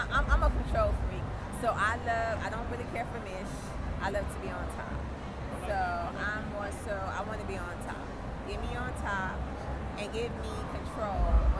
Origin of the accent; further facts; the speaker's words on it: Los Angeles, California, United States; also born or lived in Houston / Atlanta; L.A. Born and raised. South Central.